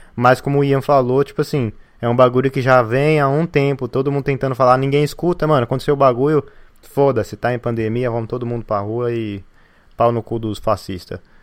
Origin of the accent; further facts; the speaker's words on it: São Paulo, Brazil; de onde eu venho, que é a Zona Leste de São Paulo